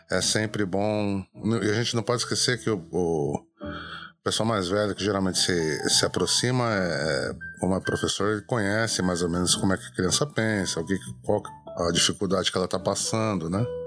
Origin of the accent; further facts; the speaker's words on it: Brazil; now in Japan; a gente, enquanto brasileiro